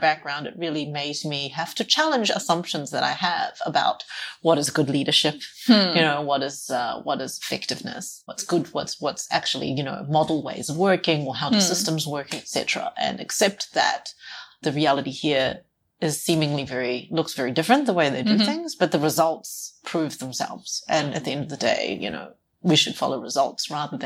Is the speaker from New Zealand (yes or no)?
yes; New Zealand; moved away as an adult; also born or lived in Australia; now in China; I was born and raised in New Zealand.